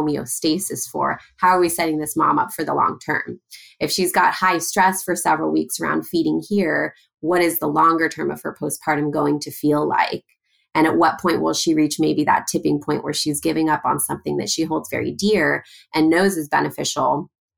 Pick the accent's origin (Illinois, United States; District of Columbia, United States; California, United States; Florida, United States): California, United States; Los Angeles; I grew up in Los Angeles